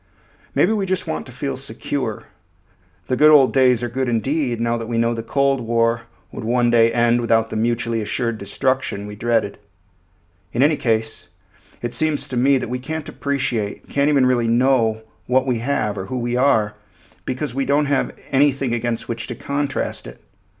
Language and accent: English; Michigan, United States; moved away as an adult; also born or lived in Florida; Growing up in Michigan, I had no real sense of the place, of what it meant to be from Michigan rather than, say, North Carolina or Nicaragua. I moved to Central Florida at the age of 19